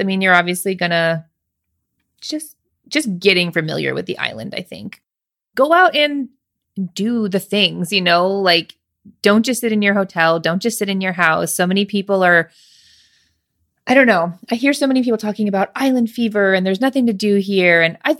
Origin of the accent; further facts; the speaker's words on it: Alaska, United States; also born or lived in Washington; I'm from Alaska. I never went to Denali. I don't know. You just live somewhere. We lived in Washington.